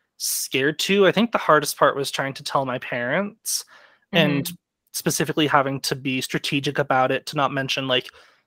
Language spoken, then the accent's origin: English; Dallas, Texas, United States; I'm from around the Dallas area.